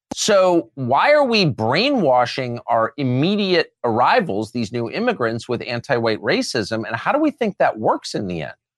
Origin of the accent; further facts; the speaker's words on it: Southern California, United States; I'm from Southern California